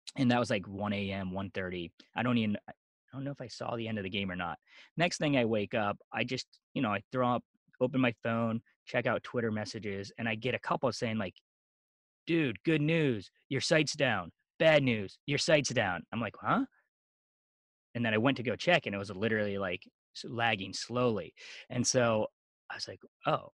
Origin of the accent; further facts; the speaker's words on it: Eastern Pennsylvania, United States; also born or lived in South Korea; I was born in South Korea, adopted at the age of four months, came over came over to the East Coast, grew up most of my time in Eastern Pennsylvania